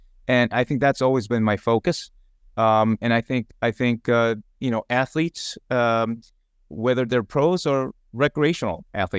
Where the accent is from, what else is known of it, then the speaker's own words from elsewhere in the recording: Long Island, New York, United States; I grew up in Long Island, so lacrosse was big, so I dabbled in lacrosse.